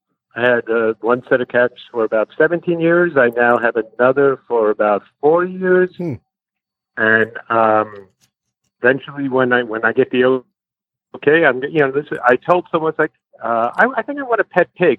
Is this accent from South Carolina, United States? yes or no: no; Long Island, New York, United States; I grew up on Long Island, hence this accent.